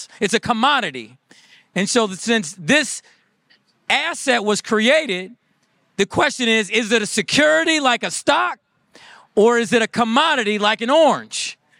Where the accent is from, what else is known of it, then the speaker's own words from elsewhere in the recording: Iowa, United States; born there; I'm not from Michigan. Right. I came here and I was born in Iowa.